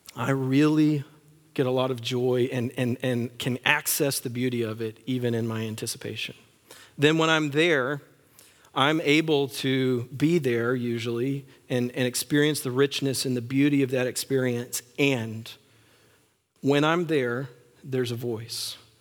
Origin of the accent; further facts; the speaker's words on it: West Texas, United States; I grew up in West Texas